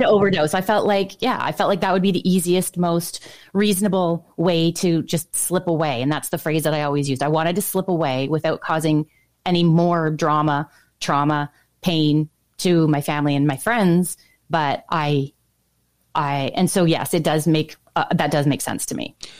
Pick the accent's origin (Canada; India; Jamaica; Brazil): Canada; Ontario; growing up in Ontario, specifically where I did, which was on the border of St. Lawrence River